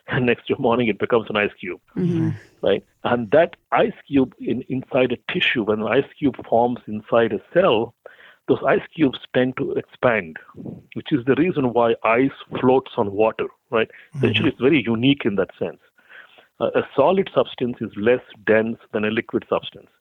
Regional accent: India; moved away as an adult; also born or lived in Boulder, Colorado, United States; now in United States; I came from India. So after I finished my mechanical engineering undergraduate degree, I was applying to graduate schools in the U.S.

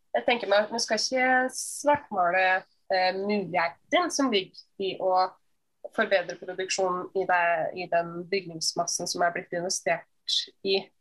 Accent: Hemsedal, Buskerud, Norway; i Hemsedal, der jeg kommer fra

